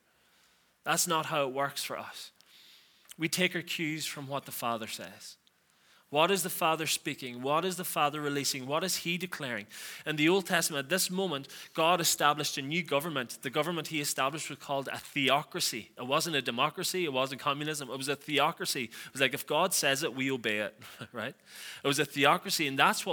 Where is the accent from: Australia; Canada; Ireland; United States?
Ireland; Donegal, Ulster; I'm from Donegal